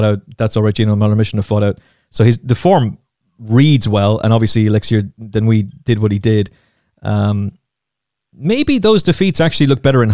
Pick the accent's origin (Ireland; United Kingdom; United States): Ireland; Castlecomer, Leinster; my hometown of Castlecomer in Kilkenny